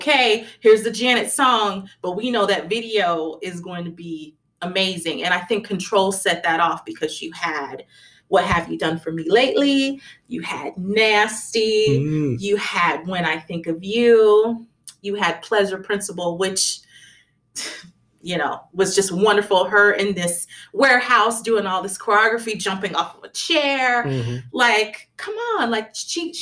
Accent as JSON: {"language": "English", "town": "Phoenix", "region": "Arizona", "country": "United States", "tie": "born or raised there", "said": "I grew up in Phoenix, Arizona."}